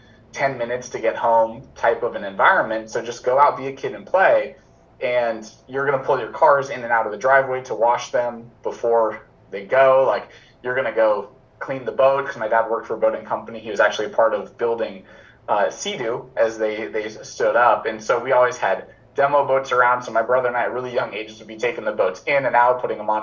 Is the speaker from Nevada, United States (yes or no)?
no; Melbourne Beach, Florida, United States; born and raised in Florida to a tremendous family